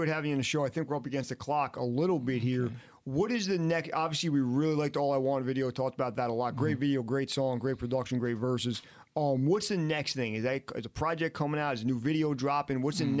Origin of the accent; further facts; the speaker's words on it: Harlem, New York, United States; as far as I'm from Harlem, but I grew up with all these other influences, right?